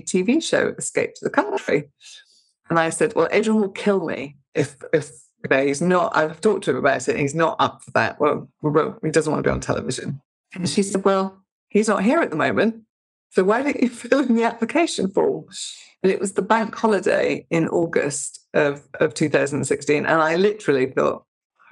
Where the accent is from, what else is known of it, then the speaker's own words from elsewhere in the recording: Scotland, United Kingdom; also born or lived in Surrey; now in Wye Valley, United Kingdom; I was brought up in Scotland, and it's quite, the Grampian area of Scotland's quite mountainous